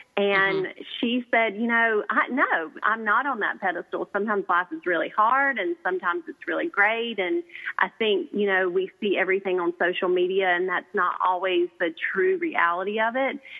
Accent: the South, United States; I'm a girl from the South

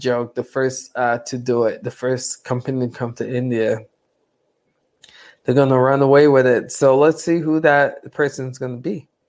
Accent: Romania; English is a second language; I'm from Romania.

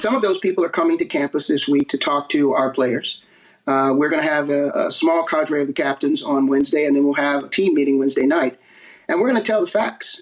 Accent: East Coast, United States; moved away; I'm from the East Coast

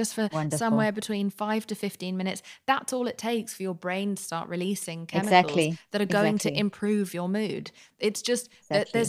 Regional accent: London, United Kingdom; also born or lived in Spain / Pakistan; I grew up partially in Spain and partially in Pakistan and then in London.

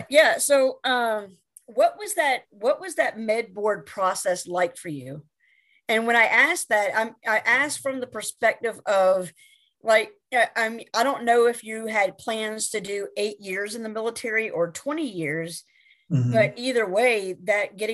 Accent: Charleston, South Carolina, United States; moved away; I'm originally from Charleston, South Carolina

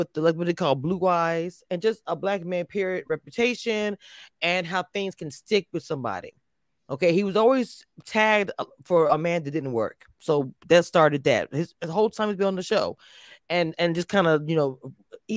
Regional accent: Louisiana, United States; I am from Louisiana. This is my Zydeco music

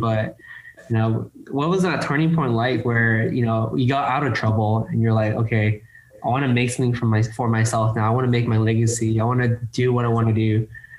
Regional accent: Los Angeles, California, United States; I grew up in East LA. So like the SoCal version.

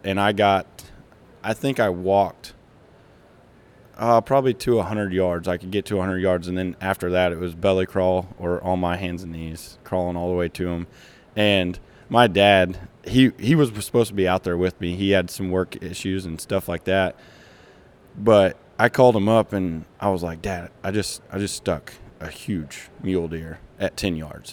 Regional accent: Kansas, United States; grew up in Kansas, from Kansas

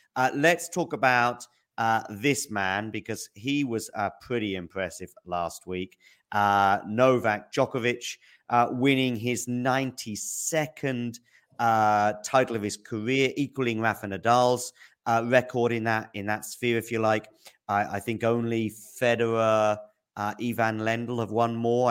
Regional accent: United Kingdom; I'm British

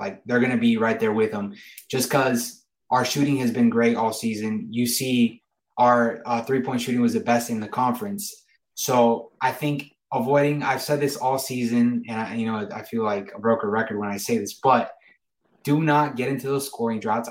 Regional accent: Gainesville, Florida, United States; moved away; Gainesville's my hometown. I grew up in Gainesville

